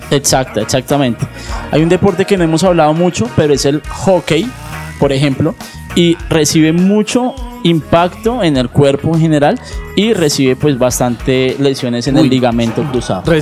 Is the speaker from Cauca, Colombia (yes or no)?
yes; Popayán, Cauca, Colombia; Yo vengo de Popayán. Yo nací, yo nací al lado del Pacífico, hacia el lado del Pacífico y somos roles también agrestes.